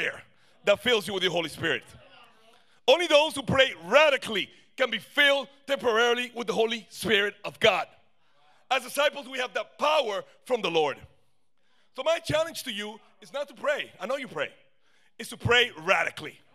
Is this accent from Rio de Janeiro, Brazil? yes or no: no; São Paulo, Brazil; now in Miami, United States; I'm from Sao Paulo, Brazil